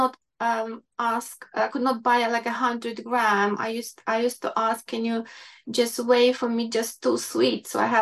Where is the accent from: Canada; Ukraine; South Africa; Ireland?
Ukraine; English is a second language; moved away as an adult; now in London, United Kingdom; I grew up in Ukraine. I came to London 26 years ago